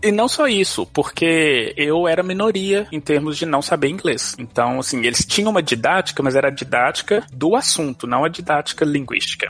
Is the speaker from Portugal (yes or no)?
no; Belo Horizonte, Minas Gerais, Brazil; first language Portuguese; moved away as an adult; also born or lived in Austin, Texas; now in United States; Primeira vez que eu saí do Brasil pra vir pros Estados Unidos, eu lembro direitinho, eu saí de Belo Horizonte